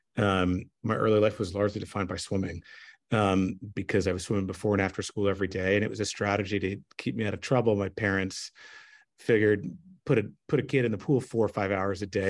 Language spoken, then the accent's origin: English; Montreal, Quebec, Canada; moved away as an adult; also born or lived in New York / Seattle; I grew up in Montreal in, in Canada, and I grew up speaking Frenglish